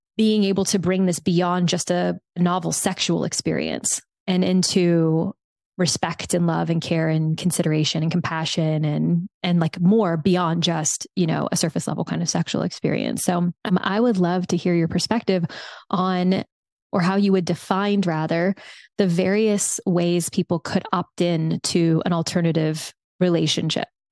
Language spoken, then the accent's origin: English; South Louisiana, United States; moved away; I grew up in South Louisiana.